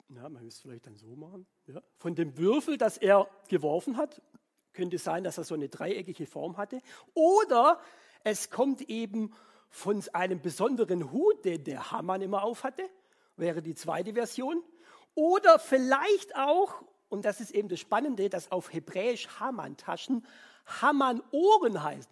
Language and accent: German; Swabia, Germany; ich als Schwabe